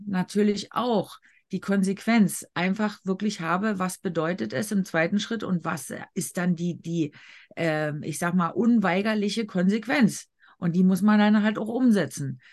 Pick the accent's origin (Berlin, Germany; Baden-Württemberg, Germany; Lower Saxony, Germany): Berlin, Germany; ich als Berlinerin